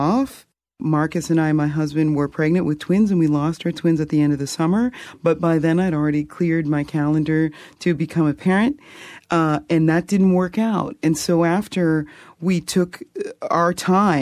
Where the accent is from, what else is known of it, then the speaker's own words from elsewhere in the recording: Fredericton, New Brunswick, Canada; I grew up in Fredericton and Brunswick Street United Baptist Church